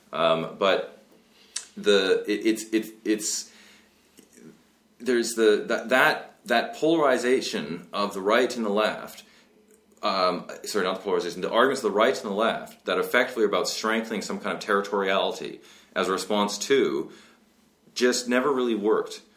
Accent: West Coast of Canada, Canada; I grew up in West Coast of Canada

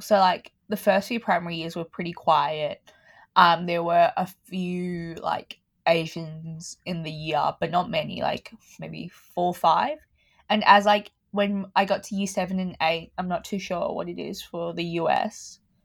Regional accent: Melbourne, Victoria, Australia; I was born in Australia, in Melbourne

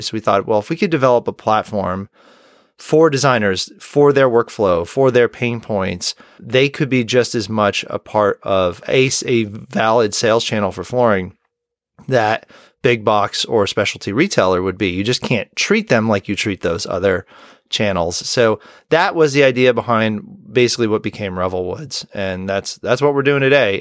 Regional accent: Rochester, New York, United States; my hometown of Rochester, New York

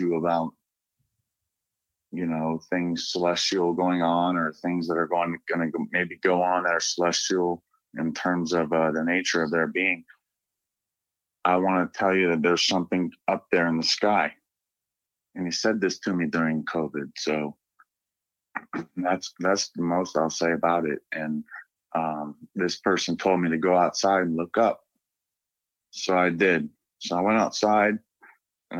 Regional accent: Northeast Ohio, United States; I'm from Northeast Ohio

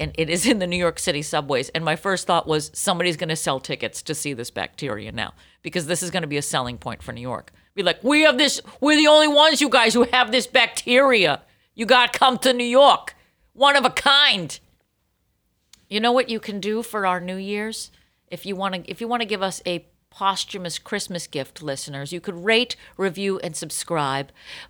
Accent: Ireland; Lucky for you, I'm Irish, and I don't really have that much to take care of.

